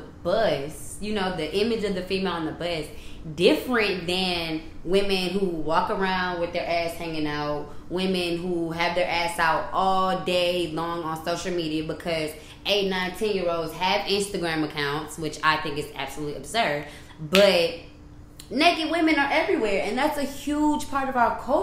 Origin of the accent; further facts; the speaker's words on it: Houston, Texas, United States; also born or lived in Philadelphia, Pennsylvania / Washington, D.C.; I was born in Philly, moved here when I was 3.